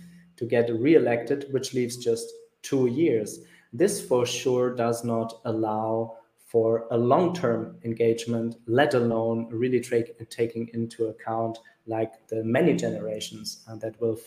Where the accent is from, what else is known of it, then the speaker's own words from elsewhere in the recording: Germany; my home country, which is Germany